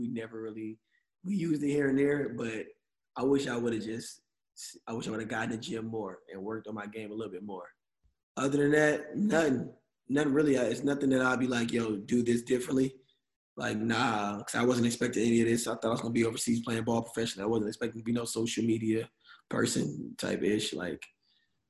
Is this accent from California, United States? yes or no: no; Atlanta, Georgia, United States; moved away; we're both from Atlanta